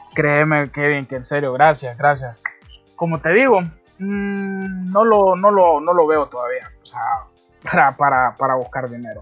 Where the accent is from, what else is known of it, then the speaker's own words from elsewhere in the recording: Honduras; todos somos, todos somos catrachos